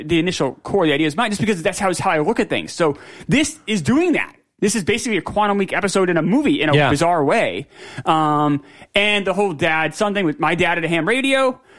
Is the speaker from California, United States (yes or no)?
no; New York City, New York, United States; I'm from Queens.